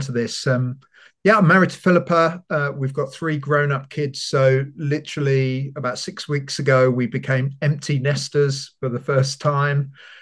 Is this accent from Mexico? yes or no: no; London, United Kingdom; also born or lived in Bedford; now in Leeds, United Kingdom; I'm from London